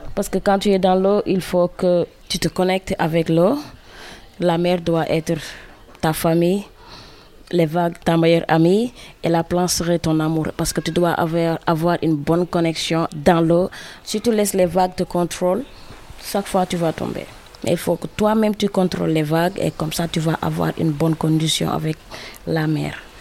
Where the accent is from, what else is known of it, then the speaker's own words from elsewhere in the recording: Dakar, Senegal; mon pays en tant que fille, en tant que sénégalaise